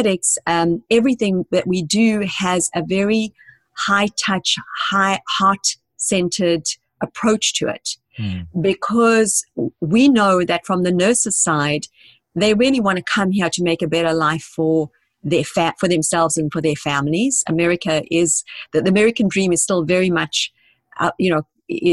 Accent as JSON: {"language": "English", "country": "South Africa", "moved": "as an adult", "lives_now": "United States", "said": "Because I came to this country 20 years ago. I'm originally from South Africa"}